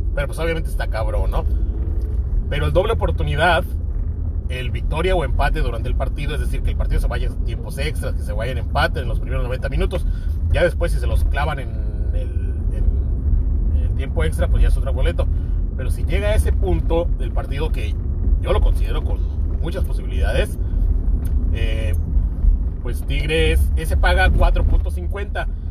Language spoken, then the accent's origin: Spanish; Mexico; los que somos mexicanos y de los alrededores